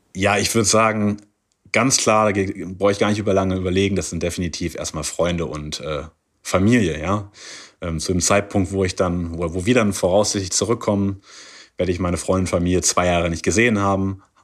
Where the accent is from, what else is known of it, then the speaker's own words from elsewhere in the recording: Germany; moved away as an adult; now in Qingdao, China; bei uns in Deutschland